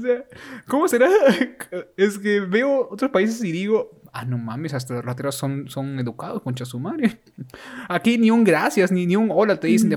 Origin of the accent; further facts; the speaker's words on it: Trujillo, La Libertad, Peru; nosotros que nacimos en Latinoamérica, en Perú y encima en Trujillo